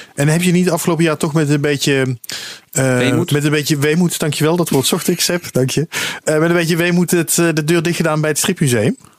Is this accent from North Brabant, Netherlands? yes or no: no; Maastricht, Limburg, Netherlands; now in Utrecht, Netherlands; Ik ben, opgegroeid in Maastricht